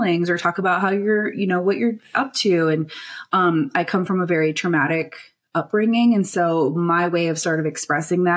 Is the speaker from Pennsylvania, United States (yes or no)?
no; Standing Rock Sioux Nation, North Dakota, United States; now in Denver, United States; I come from the Standing Rock Sioux Nation of North Dakota, but currently reside in Denver, Colorado.